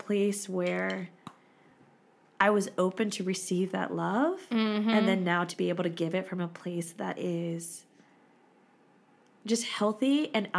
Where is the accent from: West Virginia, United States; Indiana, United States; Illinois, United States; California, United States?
West Virginia, United States; growing up in West Virginia